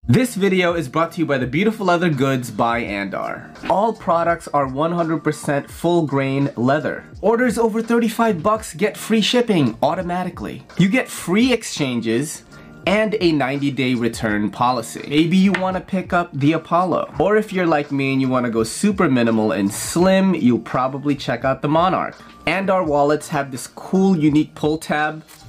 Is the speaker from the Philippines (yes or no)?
yes; Philippines; now in United States; I've been watching anime since I was a kid in the Philippines. I was born in the Philippines.